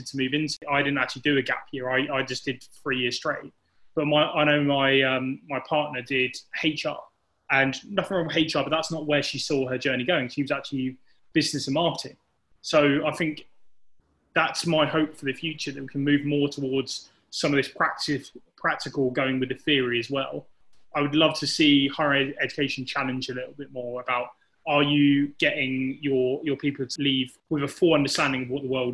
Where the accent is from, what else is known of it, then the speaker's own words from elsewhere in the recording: Chippenham, South West England, United Kingdom; moved away as an adult; also born or lived in Manchester; when I grew up in Chippenham in the southwest, it was a very single culture kind of town